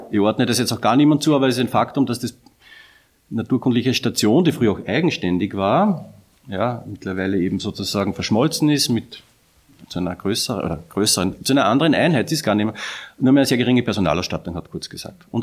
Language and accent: German; Upper Austria, Austria; Ich bin ja selber Oberösterreicher